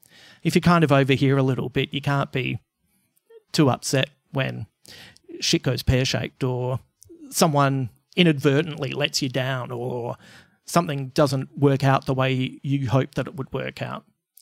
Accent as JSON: {"language": "English", "town": "Croydon", "region": "London", "country": "United Kingdom", "tie": "born or raised there", "said": "when I was a kid growing up in West Croydon, there was the local gang, the CMFs, the Croydon motherfuckers."}